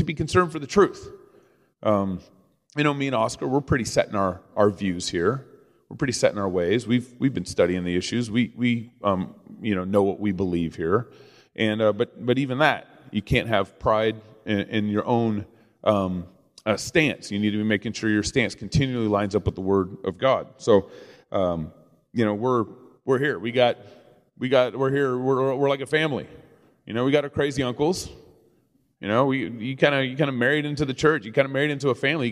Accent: Dallas, Texas, United States; I grew up in Texas

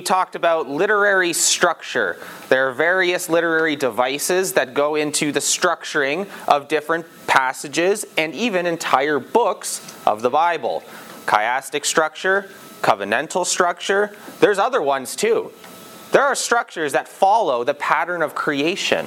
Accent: England, United Kingdom; I'm English

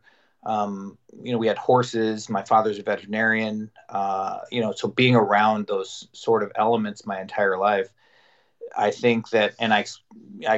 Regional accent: Salmon, Idaho, United States; moved away as an adult; also born or lived in Las Vegas, Nevada; I grew up essentially in a rural Idaho on a ranch

